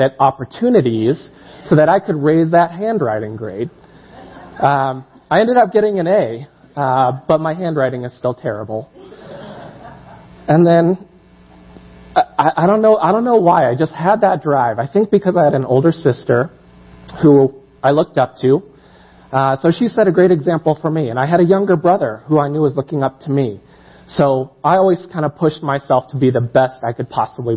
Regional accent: Colorado, United States; I was born and raised here in Colorado

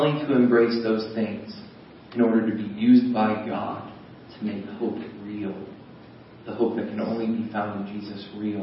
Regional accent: United States; I'm an American.

